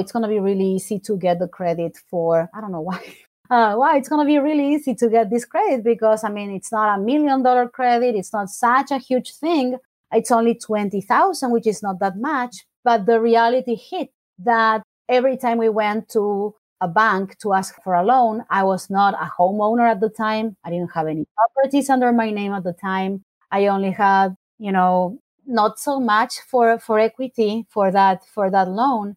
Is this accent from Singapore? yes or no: no; Argentina; English is a second language; moved away as an adult; now in United States; growing up in Argentina